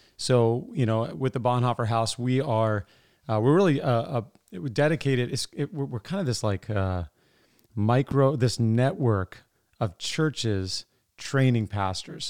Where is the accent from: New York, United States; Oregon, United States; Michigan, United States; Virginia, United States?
Virginia, United States; Sterling; moved away; I grew up in Sterling